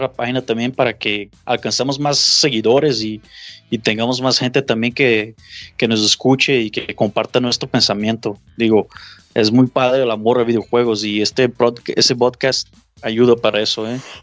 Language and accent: Spanish; Brazil; now in Guadalajara, Mexico; yo soy de Brasil